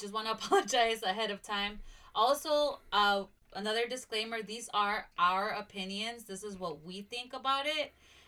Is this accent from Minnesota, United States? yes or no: no; Nashville, Tennessee, United States; also born or lived in Kankakee, Illinois; I was also raised here I was raised in Nashville